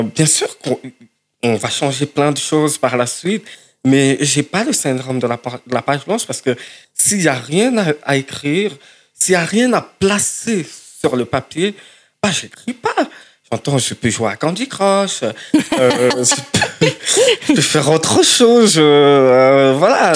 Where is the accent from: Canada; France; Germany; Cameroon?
Cameroon; moved away; je viens du Cameroun et Cameroun francophone